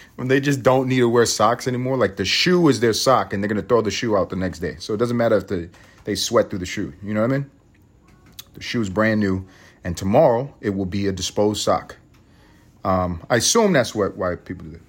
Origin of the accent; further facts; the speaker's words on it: United States; we're all American